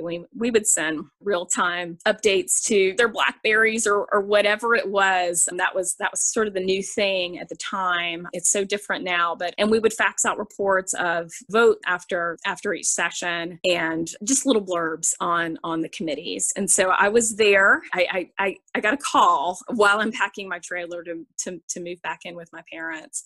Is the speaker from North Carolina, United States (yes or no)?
yes; Charlotte, North Carolina, United States; I grew up in Charlotte, North Carolina.